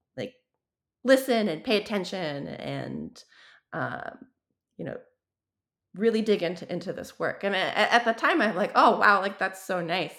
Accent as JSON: {"language": "English", "region": "Wyoming", "country": "United States", "tie": "born or raised there", "moved": "yes", "said": "growing up in Wyoming"}